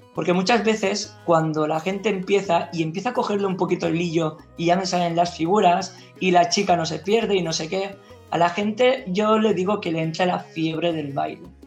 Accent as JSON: {"language": "Spanish", "region": "Valencian Community", "country": "Spain", "said": "como buenos valencianos en fallas"}